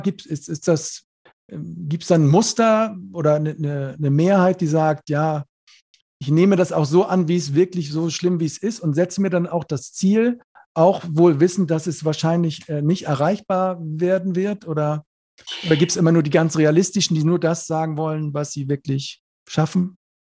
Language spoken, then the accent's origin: German; Neumünster, Schleswig-Holstein, Germany; ich komme aus Neumünster, ist ja Schleswig-Holstein da oben